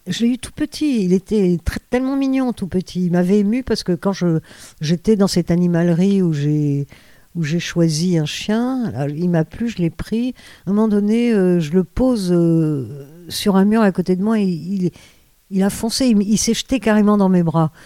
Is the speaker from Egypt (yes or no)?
yes; Cairo, Cairo Governorate, Egypt; now in France; chez moi en Égypte